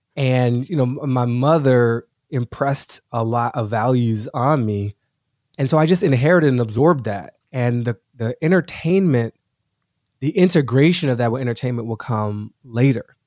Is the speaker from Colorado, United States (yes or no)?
no; Washington, District of Columbia, United States; moved away as an adult; also born or lived in Boston / New York City; now in Los Angeles, United States; I'm an East Coaster through and through. So I grew up in Washington D.C.